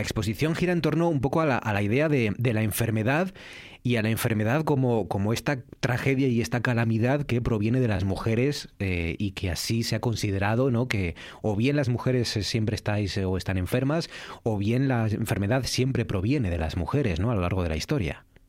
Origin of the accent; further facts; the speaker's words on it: Asturias, Spain; ser asturiano